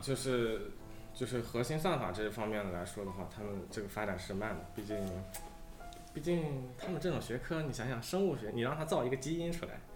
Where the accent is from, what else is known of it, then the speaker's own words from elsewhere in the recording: China; 我们本身中国人他可能对这个数学上比较敏感一点吧